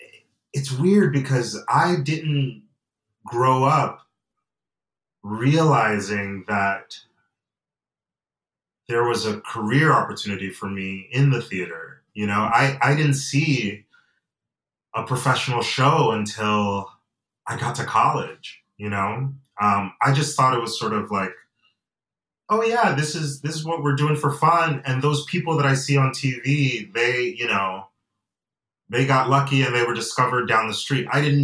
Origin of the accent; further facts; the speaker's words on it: Atlanta, Georgia, United States; also born or lived in Nigeria; I say that I'm from Nigeria and I'm from Georgia, because I was born in Atlanta. But my family, I come from a family of immigrants, and I have dual citizenship.